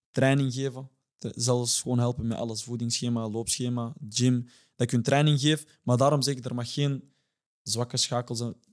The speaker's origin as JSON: {"language": "Dutch", "town": "Antwerp", "region": "Flanders", "country": "Belgium", "said": "Ik ben van Deurne. Ik ben van Luchtbal."}